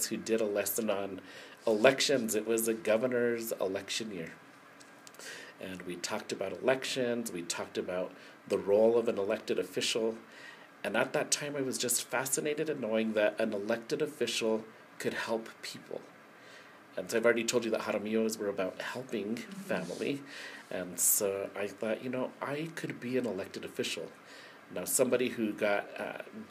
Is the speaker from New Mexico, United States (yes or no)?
yes; Española, New Mexico, United States; that's the home that my parents brought me to after I was born. So I was born in Española Presbyterian Hospital